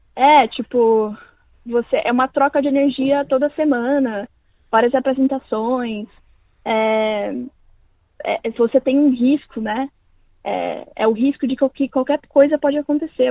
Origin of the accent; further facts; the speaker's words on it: São Paulo, Brazil; also born or lived in Londrina, Paraná; Eu nasci em Londrina, no Paraná, é, mas eu cresci em São Paulo. Então eu me considero mais paulista do que do que paranaense